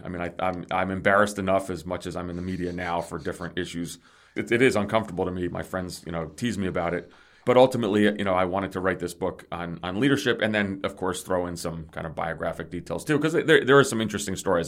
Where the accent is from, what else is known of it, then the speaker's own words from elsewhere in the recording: New Jersey, United States; also born or lived in Greece / New York City; I grew up in New Jersey, so I'm not a native New Yorker